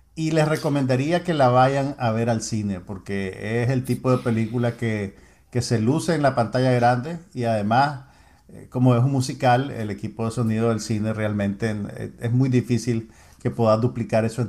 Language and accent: Spanish; Nicaragua